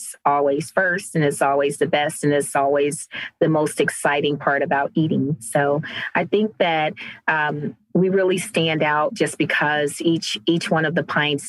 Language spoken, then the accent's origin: English; Cleveland, Ohio, United States; now in Cincinnati, United States